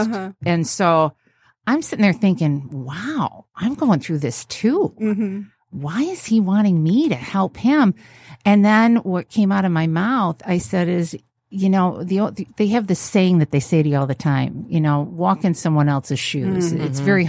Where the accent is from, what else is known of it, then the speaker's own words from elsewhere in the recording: New York, United States; now in Midwest, United States; And I moved to the Midwest from New York State.